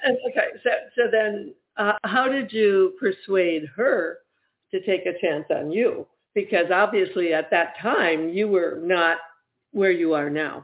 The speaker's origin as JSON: {"language": "English", "region": "Michigan", "country": "United States", "also_born_or_lived": "Ohio", "moved": "yes", "said": "I'm actually from Michigan"}